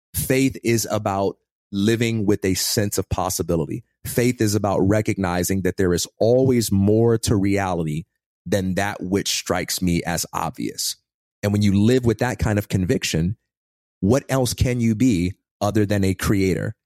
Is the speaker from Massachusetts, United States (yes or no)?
no; Chicago, Illinois, United States; born or raised there; also born or lived in Westchester, Illinois